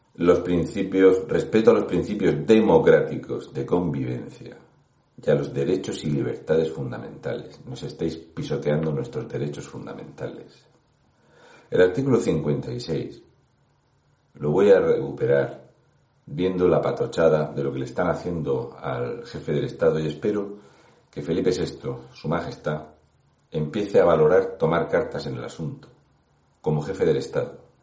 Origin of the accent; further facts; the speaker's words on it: Region of Murcia, Spain; un murciano encabronado